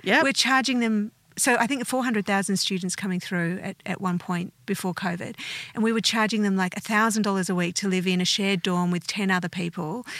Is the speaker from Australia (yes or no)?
yes; Australia; also born or lived in United States; I have never thought of myself as anything other than Australian.